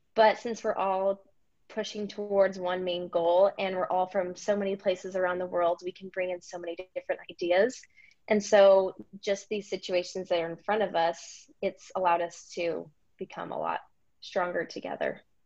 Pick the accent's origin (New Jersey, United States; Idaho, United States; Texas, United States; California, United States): Idaho, United States; moved away as an adult; now in Alaska, United States; I'm from Idaho.